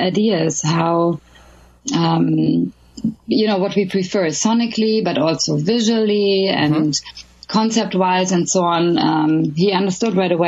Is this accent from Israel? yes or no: no; Berlin, Germany; moved away as an adult; also born or lived in Los Angeles, United States / London, United Kingdom / Sweden; now in Stockholm area, Sweden; I was born and raised in Berlin